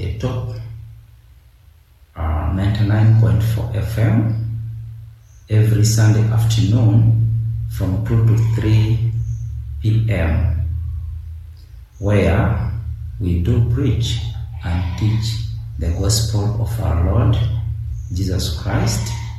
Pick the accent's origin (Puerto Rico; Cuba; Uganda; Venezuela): Uganda; I'm from Uganda, the Pearl of Africa.